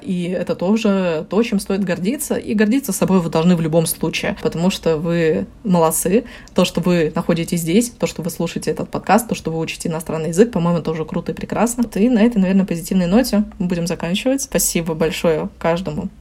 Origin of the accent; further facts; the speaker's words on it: Russia; accent: Russian accent (in English); у меня русский акцент